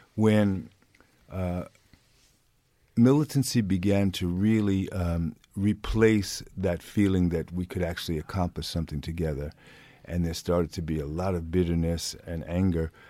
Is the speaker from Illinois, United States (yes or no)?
no; New York, United States; moved away as an adult; now in Sweden; I'm born and raised in New York